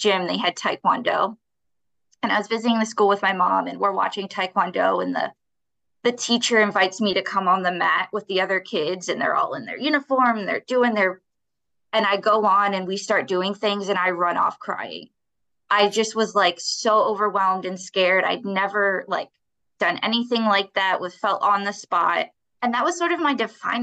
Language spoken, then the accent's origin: English; Baltimore, Maryland, United States; I'm born and raised in Baltimore